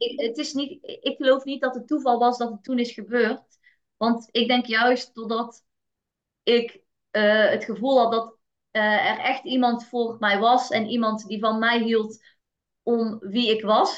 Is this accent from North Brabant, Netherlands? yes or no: yes; North Brabant, Netherlands; ik kom uit Brabant en daar was wel echt de instelling. En zeker vanuit familie. Ik ben geboren in een eh, heel nuchter Brabants gezin